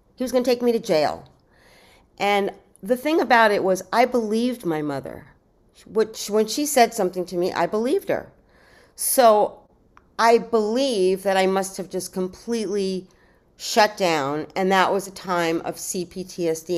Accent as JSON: {"language": "English", "town": "New York City", "region": "New York", "country": "United States", "tie": "born or raised there", "said": "I was born in New York City"}